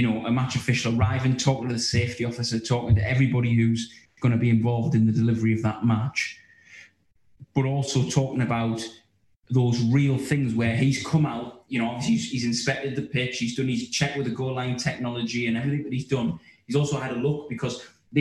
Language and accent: English; County Durham, North East England, United Kingdom; I'm from County Durham